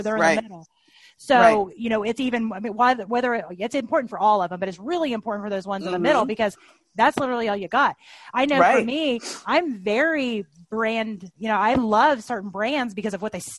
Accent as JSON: {"language": "English", "region": "Tennessee", "country": "United States", "tie": "born or raised there", "said": "I grew up in Tennessee, as many of you all know, and I've been in the North now for a while, so I have a completely horrible, muddled accent."}